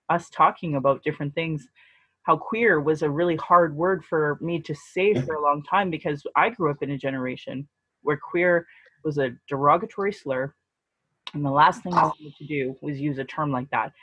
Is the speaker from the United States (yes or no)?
no; Sylvan Lake, Alberta, Canada; also born or lived in Calgary; I grew up in Sylvan Lake